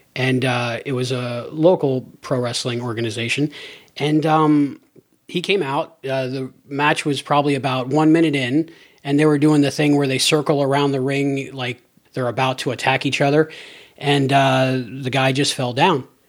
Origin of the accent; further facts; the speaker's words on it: Cape Coral, Florida, United States; my hometown, Cape Coral